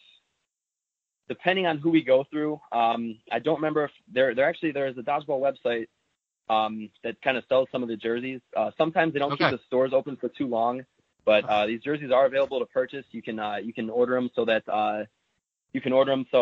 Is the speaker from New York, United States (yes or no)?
no; Twinsburg, Ohio, United States; I went to Twinsburg High School. As you mentioned, I'm from Twinsburg